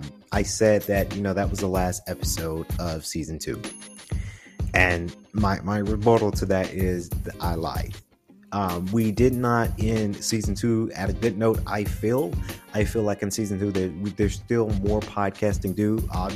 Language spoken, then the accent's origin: English; Macon, Georgia, United States; I like to say I'm from Atlanta because Atlanta changed my life, right? But Macon, Georgia, Jones County area is where we grew up. Milledgeville area, and it was the country area as well.